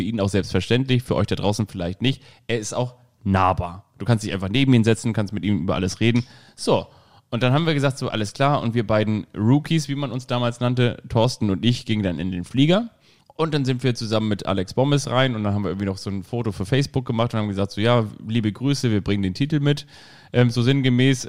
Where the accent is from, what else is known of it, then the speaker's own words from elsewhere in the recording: Kiel, Schleswig-Holstein, Germany; now in Hamburg, Germany; Ich bin ja auch in Kiel aufgewachsen